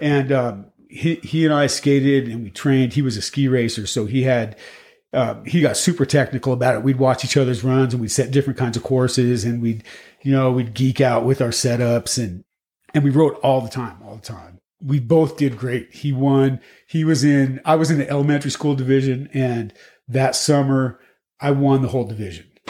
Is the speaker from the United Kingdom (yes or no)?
no; Boulder, Colorado, United States; we grew up right here in Boulder, just on the other side of town